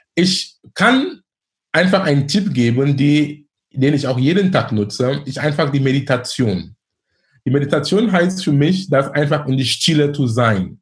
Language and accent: German; Cameroon; now in Hamburg, Germany; in Kamerun, wo ich herkomme